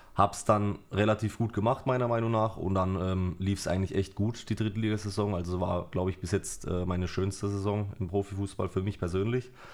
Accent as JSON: {"language": "German", "town": "Karlsruhe", "region": "Baden-Württemberg", "country": "Germany", "tie": "born or raised there", "also_born_or_lived": "Germersheim", "said": "ich bin äh, in Germersheim geboren, bin dann mit zwei oder drei Jahren, ähm, also meine Eltern haben mich mitgenommen nach Karlsruhe, Studensee, Blankenloch, mhm. bin dann da groß geworden"}